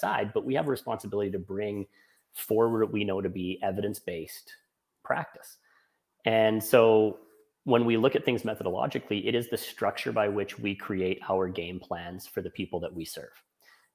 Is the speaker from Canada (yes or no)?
yes; Canada; I'm Canadian